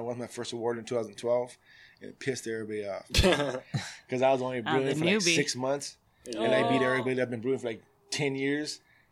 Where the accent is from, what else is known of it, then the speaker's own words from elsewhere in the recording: Monrovia, California, United States; I grew up in Monrovia